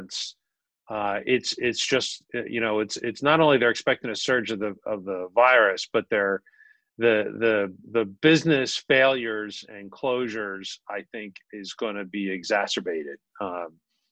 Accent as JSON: {"language": "English", "town": "Philadelphia", "region": "Pennsylvania", "country": "United States", "tie": "born or raised there", "moved": "as an adult", "lives_now": "Collingswood, United States", "said": "I'm Northeast Philly. There you go. Born and bred"}